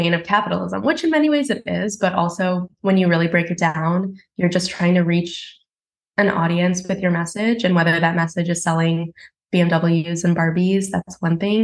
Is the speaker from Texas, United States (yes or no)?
yes; Houston, Texas, United States; now in Brooklyn, United States; I grew up in Houston